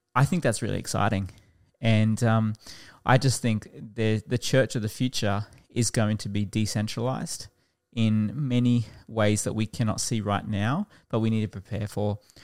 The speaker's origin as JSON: {"language": "English", "town": "Toowoomba", "region": "Queensland", "country": "Australia", "tie": "born or raised there", "also_born_or_lived": "Warwick", "lives_now": "Brisbane, Australia", "said": "I actually grew up outside of Brisbane in Toowoomba"}